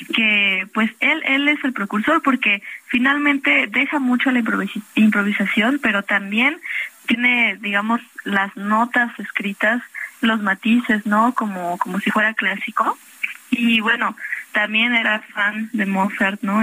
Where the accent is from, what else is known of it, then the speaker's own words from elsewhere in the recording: Xalapa, Veracruz, Mexico; moved away; Yo soy de Jalapa, Veracruz